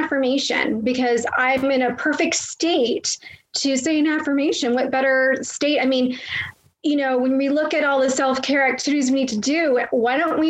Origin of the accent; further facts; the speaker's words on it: Toronto, Ontario, Canada; also born or lived in Florida; I'm originally from the Toronto area, but I reside in both places.